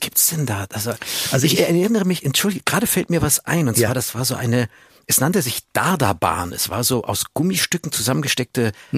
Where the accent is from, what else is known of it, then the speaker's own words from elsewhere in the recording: Munich, Bavaria, Germany; Ich bin Münchner